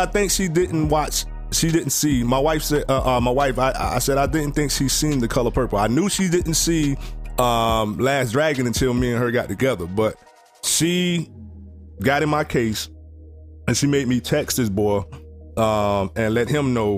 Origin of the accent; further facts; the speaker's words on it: Sanford, United States; we grew up in Sanford